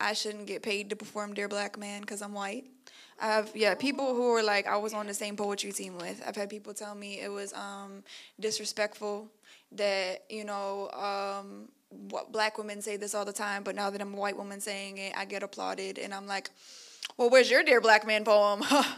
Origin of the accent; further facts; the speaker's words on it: Chicago, Illinois, United States; now in New York, United States; So I'm from Chicago. I grew up in an all-black neighborhood.